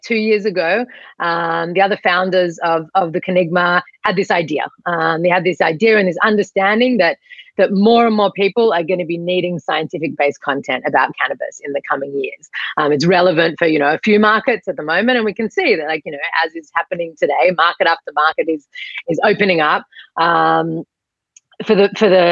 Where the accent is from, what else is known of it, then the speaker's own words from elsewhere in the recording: Australia; moved away as an adult; also born or lived in Sydney, Australia; now in Israel; I was born and raised here in Australia. I moved over to Israel like 15 years ago